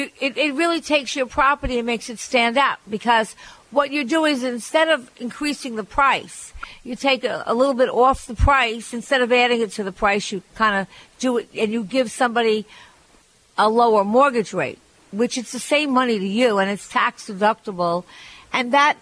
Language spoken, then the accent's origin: English; Barbados; I grew up in Barbados, and I can't afford the electric bill.